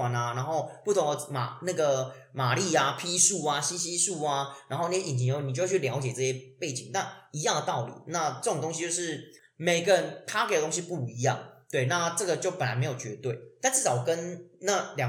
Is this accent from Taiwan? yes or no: yes; Tainan, Taiwan; 对，虽然我是台南人，但有时候我回台南不一定会回老家，因为我老家离台南市很远，非常远。